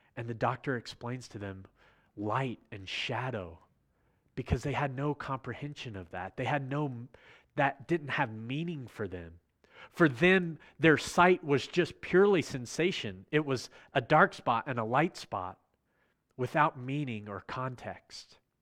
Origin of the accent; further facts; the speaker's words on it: Virginia, United States; I'm from Virginia